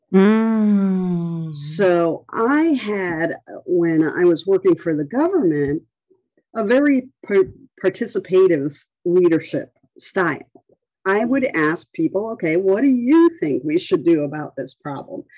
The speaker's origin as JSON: {"language": "English", "region": "Rhode Island", "country": "United States", "tie": "born or raised there", "moved": "yes", "said": "I had gone back to my hometown, and it's a really small town on the coast of Rhode Island"}